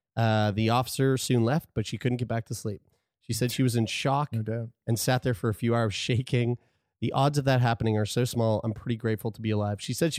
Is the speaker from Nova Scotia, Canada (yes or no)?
yes; Lower Sackville, Nova Scotia, Canada; I'm from Lower Sackville, and this is like this was a pastime when I was growing up.